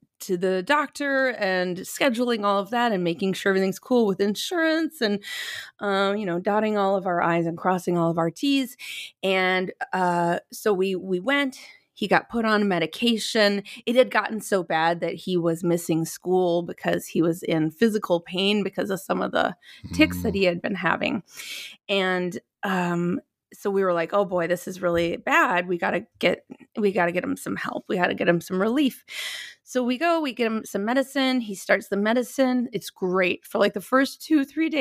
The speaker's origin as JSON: {"language": "English", "region": "Minnesota", "country": "United States", "also_born_or_lived": "New York City", "moved": "yes", "lives_now": "Los Angeles, United States", "said": "I'm from Minnesota, and my mom is from Ohio"}